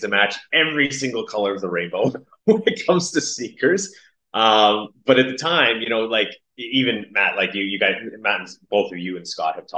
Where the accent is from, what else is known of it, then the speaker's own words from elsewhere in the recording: Toronto, Ontario, Canada; I'm from Toronto